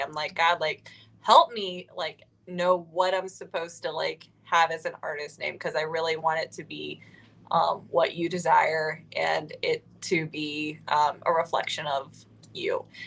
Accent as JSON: {"language": "English", "region": "Ohio", "country": "United States", "moved": "as an adult", "lives_now": "Nashville, United States", "said": "I am originally from Ohio."}